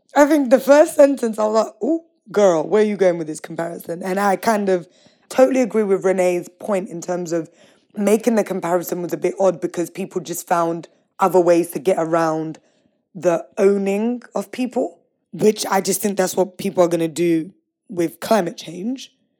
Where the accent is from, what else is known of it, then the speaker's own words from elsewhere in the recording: London, United Kingdom; I grew up in East London, right on the edge of the Thames